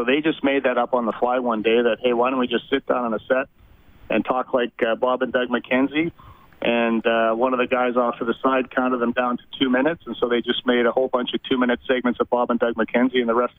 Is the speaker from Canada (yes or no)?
yes; Edmonton, Alberta, Canada; moved away as an adult; now in Toronto, Canada; Edmonton, born and raised. I was born in the Royal Alexander Hospital on 101st Street, and went to school there